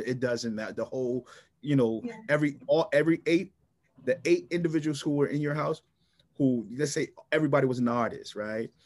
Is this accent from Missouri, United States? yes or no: no; Philadelphia, Pennsylvania, United States; moved away as an adult; also born or lived in Tennessee; born and raised in North Philadelphia, coming out of North Philadelphia